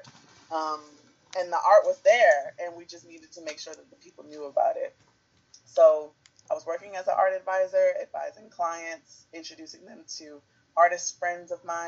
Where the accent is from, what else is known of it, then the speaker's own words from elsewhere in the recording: Baltimore, Maryland, United States; I'm from Baltimore, so it's just thinking of the communities that have made me